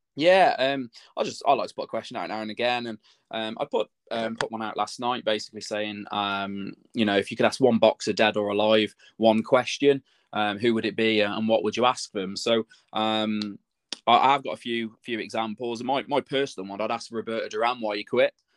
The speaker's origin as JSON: {"language": "English", "town": "Telford", "region": "West Midlands", "country": "United Kingdom", "tie": "born or raised there", "said": "in Telford. It was in my hometown"}